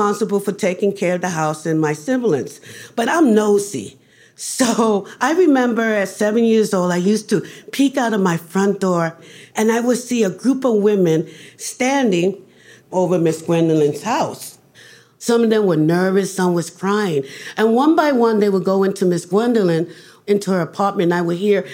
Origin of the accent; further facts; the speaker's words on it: New York City, New York, United States; I grew up in the Barrios. That's east, that was Spanish Harlem